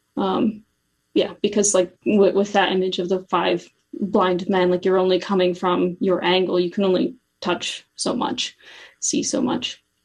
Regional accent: Cincinnati, Ohio, United States; also born or lived in Steubenville, Ohio; I grew up in Cincinnati and then I went to Steubenville for college

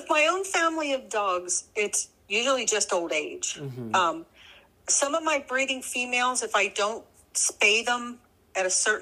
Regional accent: New Jersey, United States; I grew up in New Jersey, which, if you know anything about New Jersey, it's a very hot and humid state

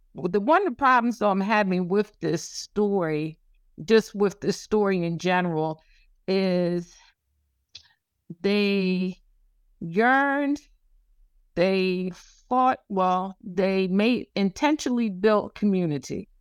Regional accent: the South, United States; I'm from the South

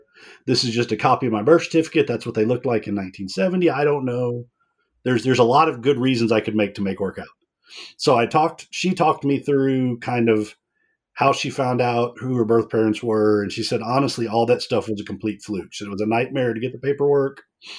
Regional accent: Dallas, Texas, United States; born there; I was born in Dallas.

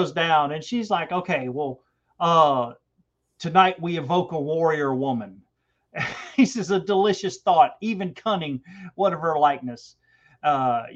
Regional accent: Georgia, United States; I'm from Georgia, so I have a pronunciation problem anyway

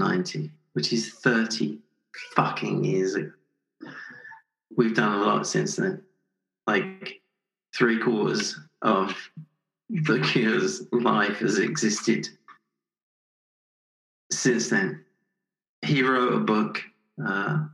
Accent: England, United Kingdom; moved away as an adult; also born or lived in Canada / Los Angeles; I spent 5-8 years in Canada, a couple of years in LA, but I still miss England

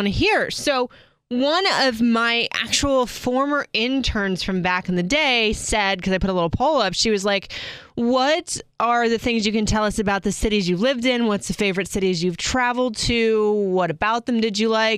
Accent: Seminole, Florida, United States; moved away as an adult; also born or lived in Clearwater, Florida / Tampa, Florida / Atlanta, Georgia; I grew up in Seminole, Florida

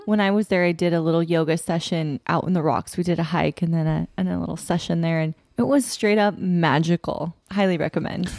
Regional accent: Sacramento, California, United States; now in San Diego, United States; We're from Sacramento

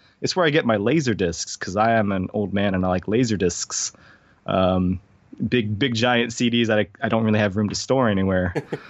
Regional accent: Hawaii, United States; also born or lived in California / South Carolina; So I grew up in Hawaii because that's where my mom's from.

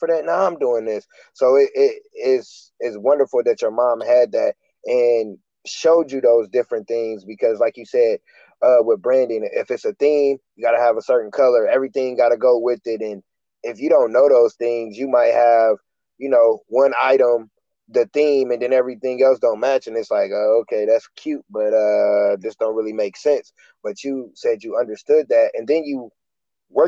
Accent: Michigan City, Indiana, United States; I'm from Michigan City, Indiana, small town

